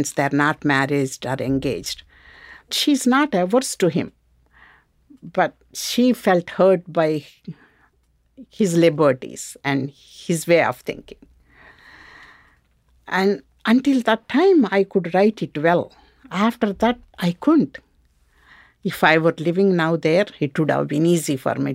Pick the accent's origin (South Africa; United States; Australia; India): India; first language Telugu; English is a second language; moved away as an adult